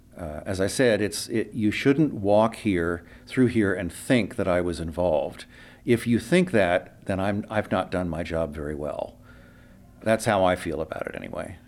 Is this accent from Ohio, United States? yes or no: yes; Urbana, Ohio, United States; moved away as an adult; now in San Francisco Bay Area, United States; I'm from Ohio originally